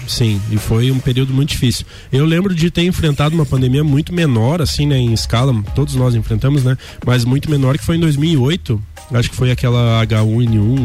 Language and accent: Portuguese; Lages, Santa Catarina, Brazil; born or raised there; also born or lived in Urubici / Florianópolis